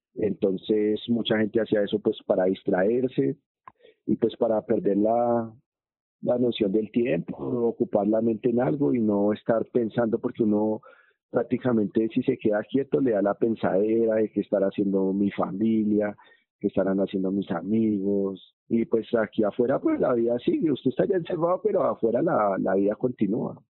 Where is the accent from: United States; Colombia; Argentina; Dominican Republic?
Colombia; moved away as an adult